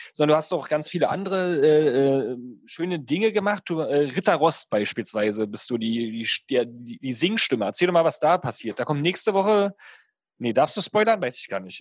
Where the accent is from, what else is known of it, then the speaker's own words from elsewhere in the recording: the East, East Germany, Germany; bei uns im Osten